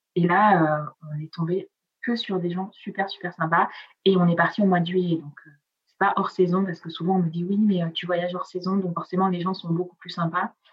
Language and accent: French; Provence-Alpes-Côte d'Azur, France; first language Italian; French is a second language; also born or lived in Piedmont, Italy; moi je viens de la Côte d'Azur